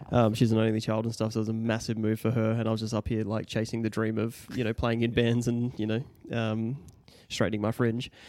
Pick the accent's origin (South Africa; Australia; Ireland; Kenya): Australia; Mount Gambier, South Australia; moved away as an adult; now in Adelaide, Australia; we grew up in Mount Gambier